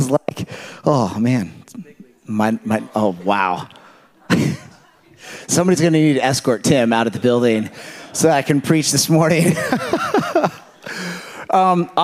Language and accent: English; California, United States; I come from California